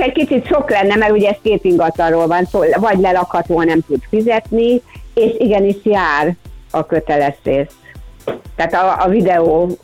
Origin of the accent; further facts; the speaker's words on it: Budapest, Hungary; a füvészkertnél laktunk, ott is nevelkedtem